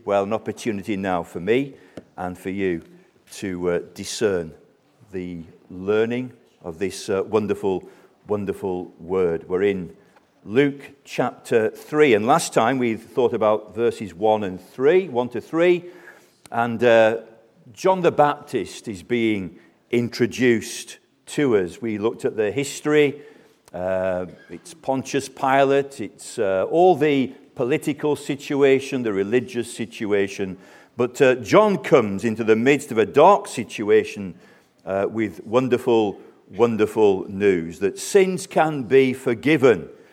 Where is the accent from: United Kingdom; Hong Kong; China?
United Kingdom; Colne, North West England; I was born in Colne, Lancashire, near the famous footballing town of, of Burnley.